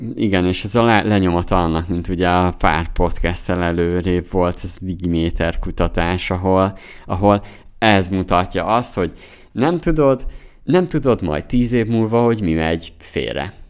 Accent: Zala, Hungary; moved away; mi, mi Zolából származunk, Somogy megyéhez közel

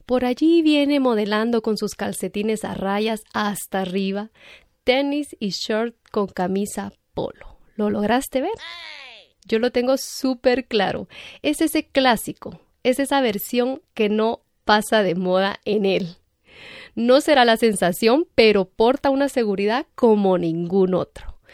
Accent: Guatemala; aquí en Guatemala seguimos

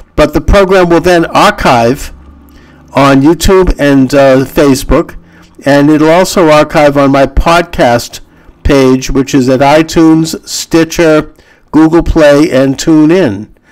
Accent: United States; I feel proud as an American citizen and as a Jew to um, uh, for this day when, when my country, the United States

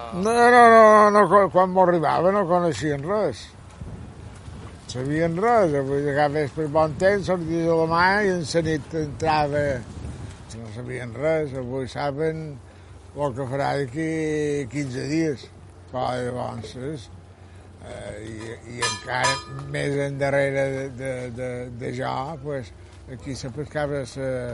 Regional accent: Colònia de Sant Jordi, Balearic Islands, Spain; also born or lived in Palma; i ja l'any vaig venir aquí, i tota la vida he viscut aquí

